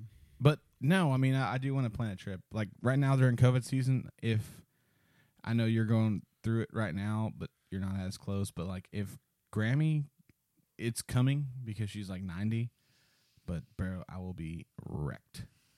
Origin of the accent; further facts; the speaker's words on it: El Paso, Texas, United States; The one thing I remember about, like, growing up in El Paso, just going there, like, they don't have yards.